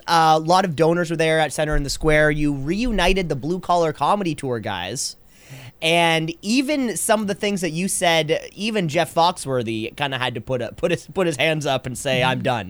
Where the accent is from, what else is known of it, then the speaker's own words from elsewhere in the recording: Kitchener, Ontario, Canada; I am from Kitchener is one of the youngest cities, one of the newest cities.